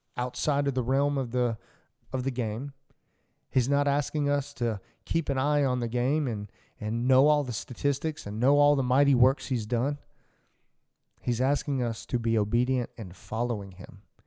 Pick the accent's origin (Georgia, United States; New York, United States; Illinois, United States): Georgia, United States; Atlanta; I grew up in Atlanta